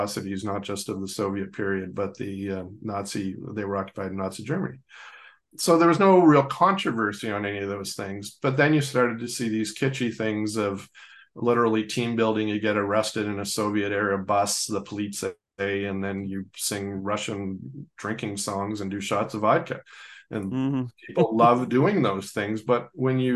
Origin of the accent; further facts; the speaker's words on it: Mississauga, Ontario, Canada; I grew up in Mississauga, and I was 14 or something when the train derailment went